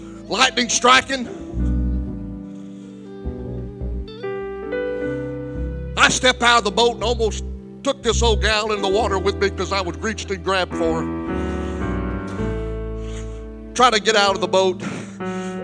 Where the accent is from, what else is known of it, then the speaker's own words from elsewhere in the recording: Alexandria, Louisiana, United States; my hometown of Alexandria, Louisiana